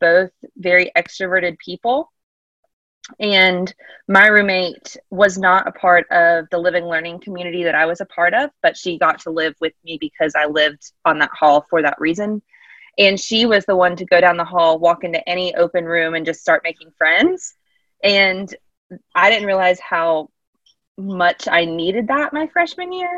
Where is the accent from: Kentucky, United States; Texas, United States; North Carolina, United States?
North Carolina, United States; Charlotte; I am originally from the Charlotte area